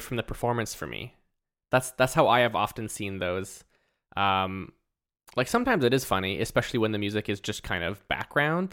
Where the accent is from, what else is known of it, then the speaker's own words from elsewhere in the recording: Canada; we're Canadian